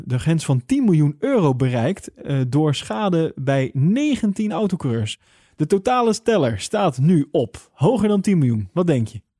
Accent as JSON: {"language": "Dutch", "country": "Netherlands", "said": "Wij als Nederlander"}